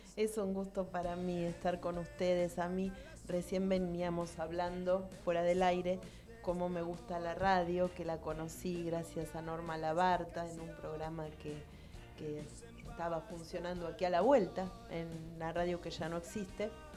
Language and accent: Spanish; Lomas de Zamora, Buenos Aires Province, Argentina; yo nací en Lomas, me crié en Lomas, estudié en la normal de Lomas y trabajé como docente siempre aquí